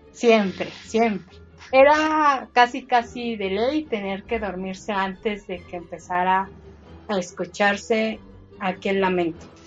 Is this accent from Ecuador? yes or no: no; Mexico